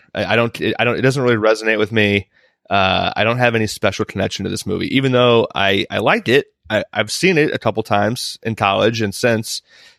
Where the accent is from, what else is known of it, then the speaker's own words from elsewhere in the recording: Chicago, Illinois, United States; I'm from Chicago